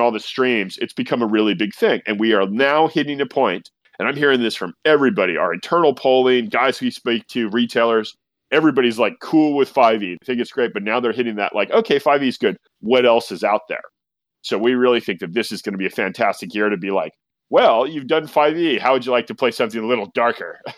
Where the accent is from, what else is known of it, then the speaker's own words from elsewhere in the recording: California, United States; I'm a Californian